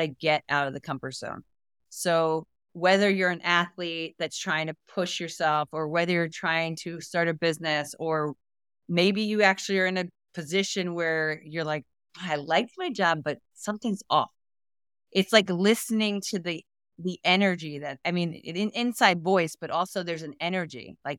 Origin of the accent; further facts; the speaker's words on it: New York, United States; also born or lived in Florida; I've been in Florida all my life back and forth, but not living. I'm a mountain girl. I came from New York.